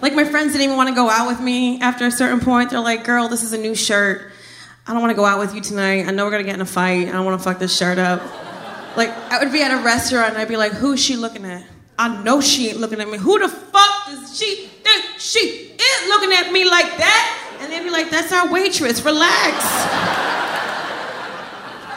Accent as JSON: {"language": "English", "town": "Trenton", "region": "New Jersey", "country": "United States", "also_born_or_lived": "Miami", "moved": "as an adult", "said": "I'm originally from Jersey"}